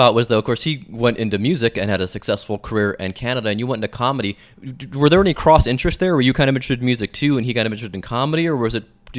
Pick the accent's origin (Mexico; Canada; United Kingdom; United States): United States; Willoughby, Ohio; I was born in boring Willoughby, Ohio.